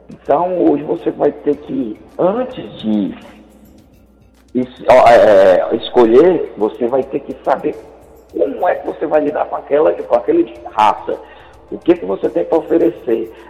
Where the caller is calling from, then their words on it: Vicente Pires, Federal District, Brazil; sou aqui do Vicente Pison.